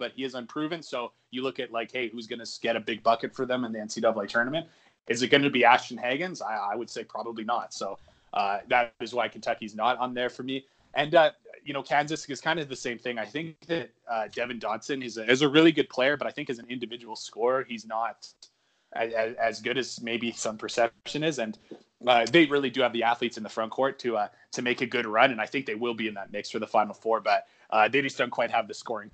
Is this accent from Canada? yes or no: yes; Edmonton, Alberta, Canada; my my hometown of Edmonton, Alberta, in Western Canada